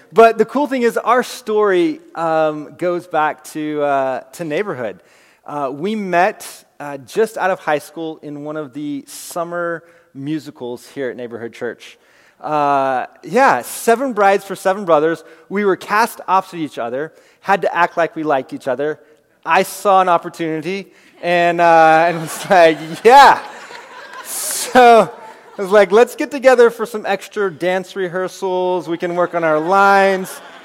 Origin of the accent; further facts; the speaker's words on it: Castro Valley, California, United States; I grew up here in Castro Valley